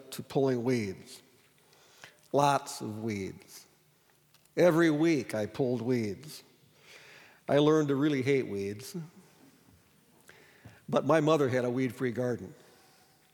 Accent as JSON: {"language": "English", "town": "Sioux Falls", "region": "South Dakota", "country": "United States", "tie": "born or raised there", "said": "I grew up in Sioux Falls"}